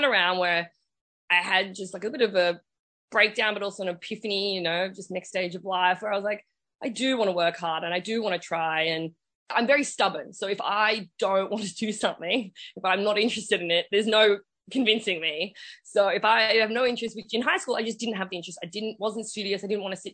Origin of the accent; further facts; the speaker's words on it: Australia; I am Australian and I was born here